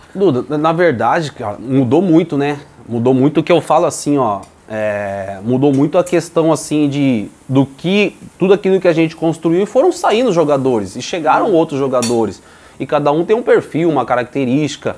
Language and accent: Portuguese; Piracicaba, São Paulo, Brazil; also born or lived in Bahia; now in Porto Alegre, Brazil; Eu sou baiano, mas só no documento, né? Ah, é? Fui criado em Piracicaba, interior de São tá, Paulo